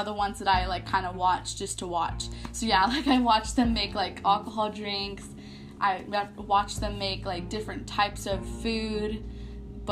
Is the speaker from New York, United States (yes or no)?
no; San Antonio, Texas, United States; I am born and raised in San Antonio, Texas, and I kind of grew up in the South Side